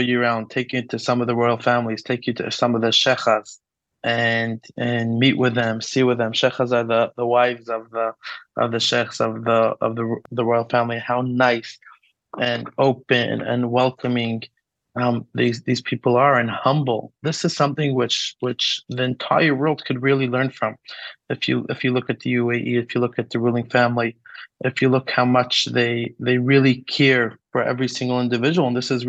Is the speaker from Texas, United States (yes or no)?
no; New York City, New York, United States; moved away as an adult; also born or lived in Chicago / Manchester / Morocco; now in Abu Dhabi, United Arab Emirates; growing up in Brooklyn, then I studied in Chicago and Manchester, and I lived in Morocco by my sister Hannah for almost 3 years